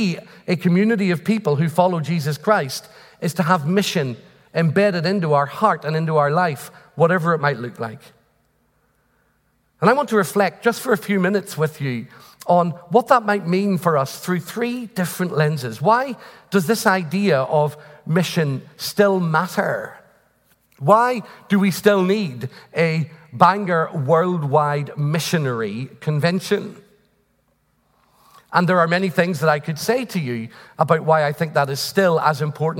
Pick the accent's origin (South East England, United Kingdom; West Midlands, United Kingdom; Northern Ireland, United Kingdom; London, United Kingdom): Northern Ireland, United Kingdom; I'm from Northern Ireland